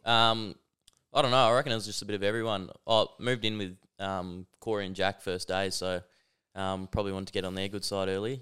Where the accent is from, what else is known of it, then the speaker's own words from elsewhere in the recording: Perth, Western Australia, Australia; also born or lived in Melbourne / Adelaide; I was, um, in Perth my whole, pretty much my whole upcoming